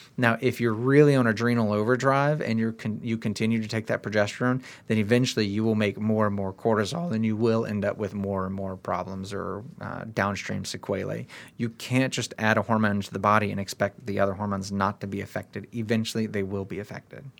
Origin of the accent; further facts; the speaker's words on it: United States; we're all American